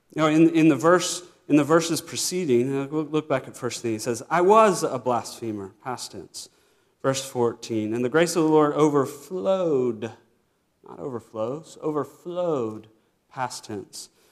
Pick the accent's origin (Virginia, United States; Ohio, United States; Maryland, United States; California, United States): Virginia, United States; I grew up in Virginia